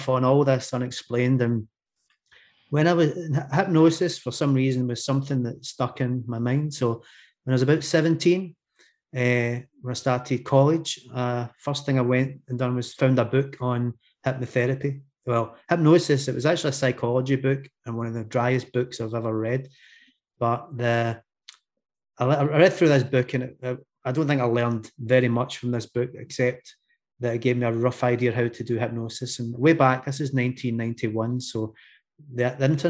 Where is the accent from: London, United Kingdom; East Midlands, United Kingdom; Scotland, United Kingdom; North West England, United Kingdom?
Scotland, United Kingdom; Glasgow; accent: Scottish; I'm from Scotland, Glasgow in Scotland, for those of you that can understand my accent